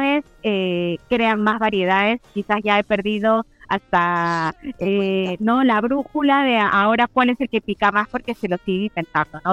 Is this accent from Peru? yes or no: yes; Peru; soy peruana